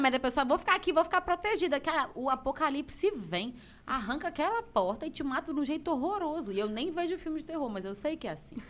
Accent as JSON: {"language": "Portuguese", "town": "Antônio Prado", "country": "Brazil", "tie": "born or raised there", "accent": "mineirês", "said": "Meu tio tem um bar lá em Antônio Prado, que é minha cidade natal"}